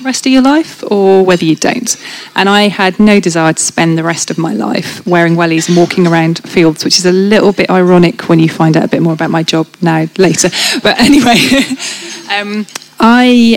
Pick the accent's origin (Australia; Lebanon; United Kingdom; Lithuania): United Kingdom; North Shropshire, West Midlands; I grew up on a small dairy farm in North Shropshire, just inside the English border.